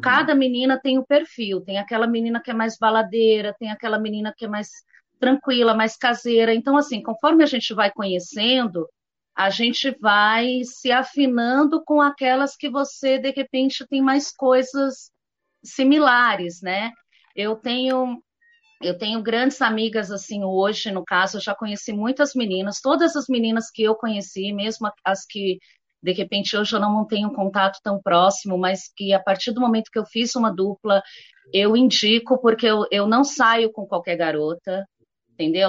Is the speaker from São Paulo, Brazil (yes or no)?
yes; São Paulo, Brazil; eu sou de São Paulo capital, eu estou aqui na região dos Jardins